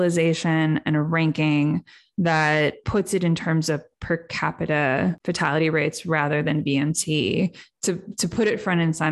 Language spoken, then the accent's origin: English; Cleveland, Ohio, United States; where I grew up in Cleveland